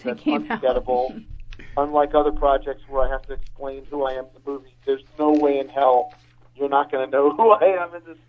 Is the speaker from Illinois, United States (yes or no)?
yes; Chicago, Illinois, United States; moved away; also born or lived in Boston; my hometown of Chicago.